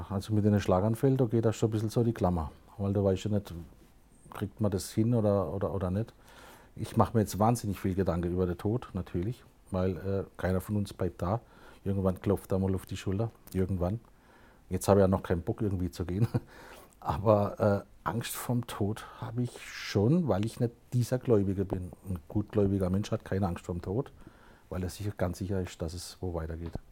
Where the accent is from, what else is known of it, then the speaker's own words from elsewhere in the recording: Aue, Baden-Württemberg, Germany; Also Heimat im Großen und Ganzen ist Baden-Württemberg, das ist schon mal meine Heimat. Und dann richtet man das ein bisschen kleiner, das Aue, wo ich herkomme. Das ist meine Urheimat, da, da bin ich auf die Welt gekommen.